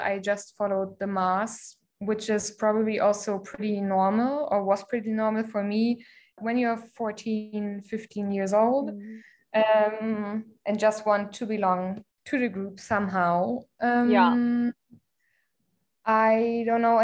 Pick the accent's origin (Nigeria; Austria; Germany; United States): Germany; moved away as an adult; also born or lived in Berlin, Germany; now in Mumbai, India; I grew up in a smaller town in Germany